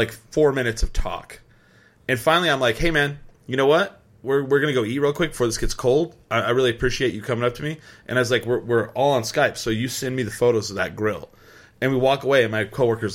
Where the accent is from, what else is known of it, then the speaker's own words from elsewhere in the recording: Albuquerque, New Mexico, United States; we're still from Albuquerque